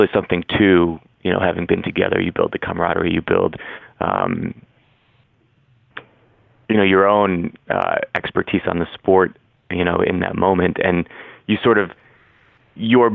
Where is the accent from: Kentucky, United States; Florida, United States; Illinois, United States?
Illinois, United States; Chicago; I grew up in Chicago mm-hmm. in the 90s